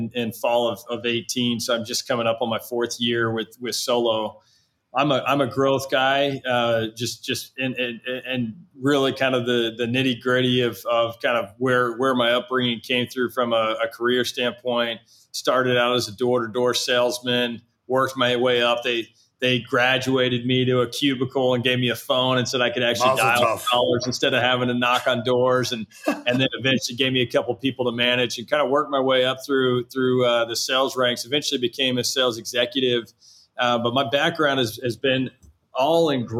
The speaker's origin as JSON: {"language": "English", "town": "Southlake", "region": "Texas", "country": "United States", "tie": "born or raised there", "said": "my hometown outside of Dallas in Southlake"}